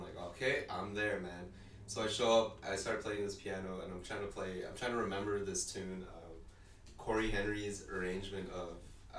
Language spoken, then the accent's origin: English; Winnipeg, Manitoba, Canada; also born or lived in Philippines; I was quite pretty much raised in Winnipeg as well. Born in the Philippines, though.